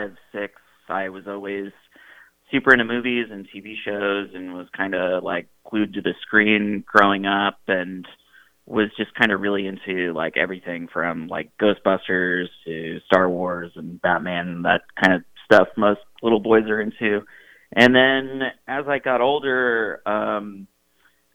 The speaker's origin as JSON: {"language": "English", "region": "upstate New York", "country": "United States", "tie": "born or raised there", "moved": "as an adult", "lives_now": "Los Angeles, United States", "said": "my hometown, which is in upstate New York."}